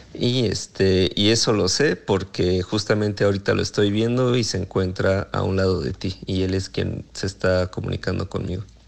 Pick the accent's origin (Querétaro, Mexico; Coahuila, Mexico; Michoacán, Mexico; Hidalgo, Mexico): Michoacán, Mexico; Morelia; moved away; also born or lived in Mexico City; yo soy de, Morelia, entonces pensé que tal vez por mi acento